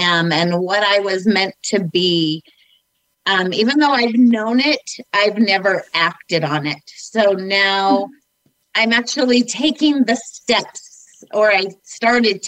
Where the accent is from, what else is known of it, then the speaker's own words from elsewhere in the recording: Northern Utah, United States; I grew up in Northern Utah